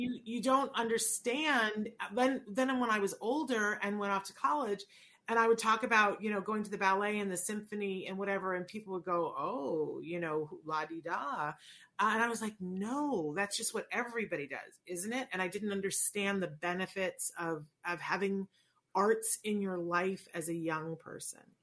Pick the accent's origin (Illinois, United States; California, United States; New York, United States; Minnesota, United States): New York, United States; Saratoga Springs; also born or lived in Puerto Rico; I grew up in Saratoga, New York, and I didn't understand that it was a little bit different than every place else